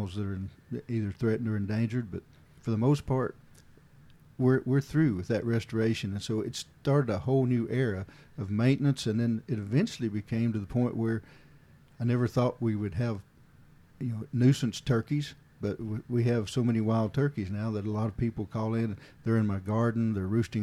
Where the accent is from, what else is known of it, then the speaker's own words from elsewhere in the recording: Hawkins County, East Tennessee, United States; I grew up in a fairly rural area of East Tennessee in Hawkins County